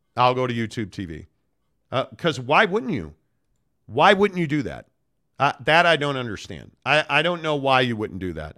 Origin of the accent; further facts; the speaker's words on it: Chicago, Illinois, United States; now in Salt Lake City, United States; I grew up Catholic in Chicago as a Notre Dame fan